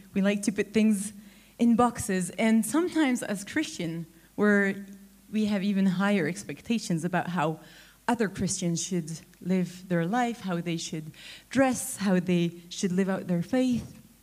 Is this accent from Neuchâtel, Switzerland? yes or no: yes; Neuchâtel, Switzerland; moved away; my hometown, Neuchâtel.